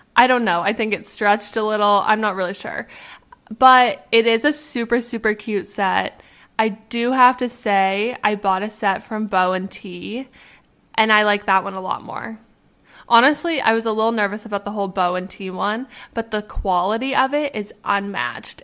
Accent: Canada; also born or lived in Arizona, United States; I'm from Canada

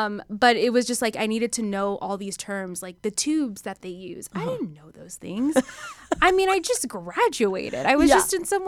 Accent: Dallas, Texas, United States; Tex-Mex, enchiladas, you know, Texas girl queso.

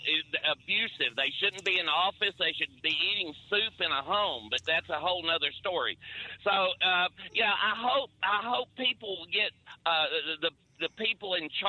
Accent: Georgia, United States; I'm actually from Georgia.

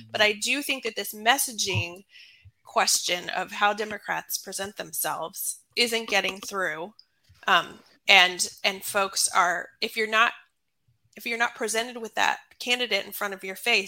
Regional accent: Atlanta, Georgia, United States; now in Maryland, United States; I live in Maryland. I'm from Atlanta, Georgia.

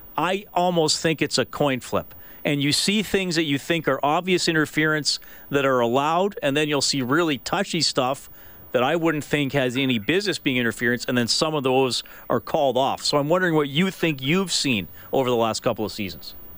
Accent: Canada; we as Canadian hockey fans

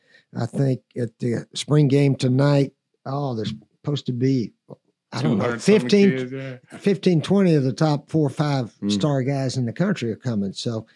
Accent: Johnson City, Tennessee, United States; I'm from Johnson City.

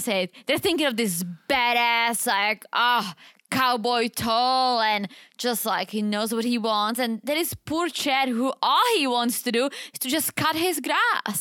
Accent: Czechia; English is a second language; moved away; it's far from my hometown. It's like five hour drive. It's literally the opposite side of the Czech Republic

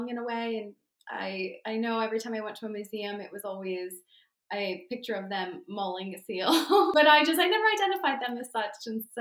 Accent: Barnegat, New Jersey, United States; I grew up in Barnegat nearby

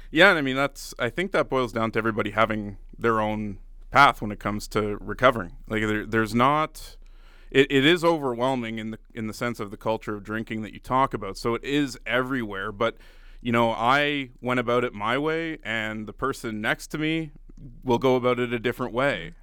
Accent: Ottawa, Ontario, Canada; moved away as an adult; also born or lived in Grande Prairie / Red Deer; I was born and raised in Ottawa

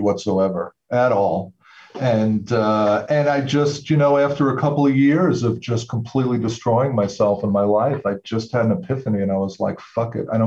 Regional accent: Long Island, New York, United States; now in Massachusetts, United States; I'm actually originally from New York. So I grew up on Long Island.

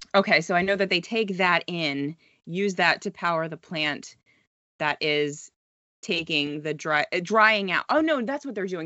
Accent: United States; moved away as an adult; now in Halifax, Canada; I am an American who tried to move to Canada

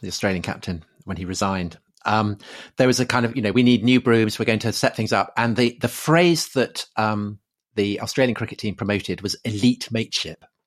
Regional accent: United Kingdom; being British

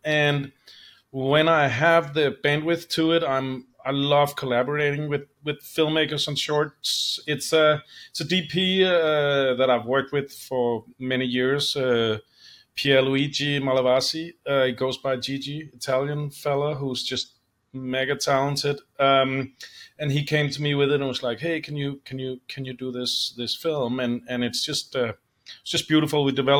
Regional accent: Copenhagen, Capital Region of Denmark, Denmark; English is a second language; Yeah, I'm from Copenhagen, Denmark, and started at 16 at my dad's post house

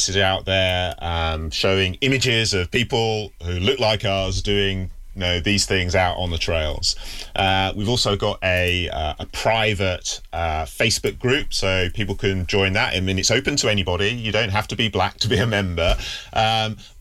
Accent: Yorkshire and the Humber, United Kingdom; since I've been growing up in the UK, you know, I was born in Yorkshire, and Yorkshire in the 1970s is a pretty white place. Certainly, I was in a village

